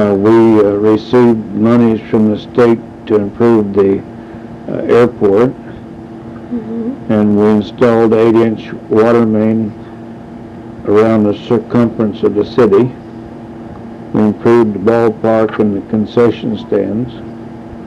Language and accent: English; Brookville, Missouri, United States; moved away as an adult; now in Marceline, United States; I was raised in Brookville